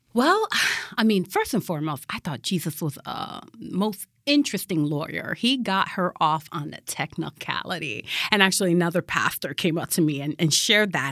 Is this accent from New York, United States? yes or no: no; Connecticut, United States; moved away as an adult; also born or lived in Massachusetts / Michigan; from Connecticut, I, you know, went to school in Massachusetts, then came back to Connecticut